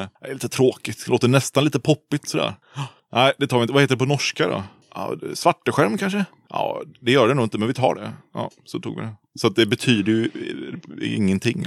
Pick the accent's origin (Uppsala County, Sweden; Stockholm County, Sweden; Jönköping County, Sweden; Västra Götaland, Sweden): Västra Götaland, Sweden; Uddevalla; moved away as an adult; also born or lived in Umeå, Sweden; now in Gothenburg, Sweden; Jag är från Uddevalla från början. Från ja. Härsta utanför Uddevalla. Så där är jag uppväxt